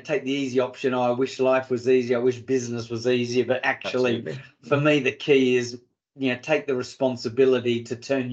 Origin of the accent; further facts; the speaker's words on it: Australia; also born or lived in Africa; now in United Kingdom; Being an Aussie